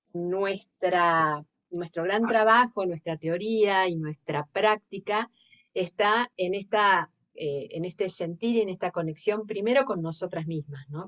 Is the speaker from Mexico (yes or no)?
no; Argentina; accent: Argentine; moved away as an adult; now in Sitges, Spain; vengo de Argentina, se nota por el acento